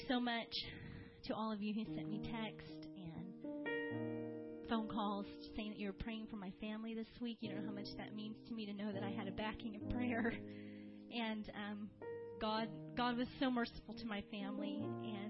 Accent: Fort Wayne, Indiana, United States; moved away; my home church where I grew up in Fort Wayne, Indiana.

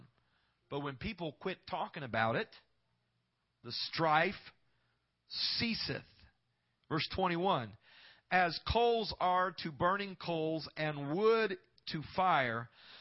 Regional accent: Knoxville, Iowa, United States; I grew up in Iowa, in Knoxville, Iowa, a small little town

